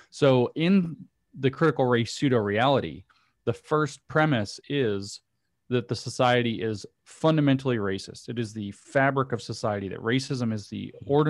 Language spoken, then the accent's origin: English; the South, United States; I'd make a joke about me being a Southerner